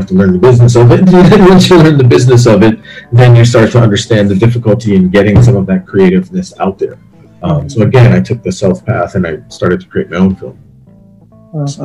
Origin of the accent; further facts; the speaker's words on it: Barbados; moved away; how I grew up in Barbados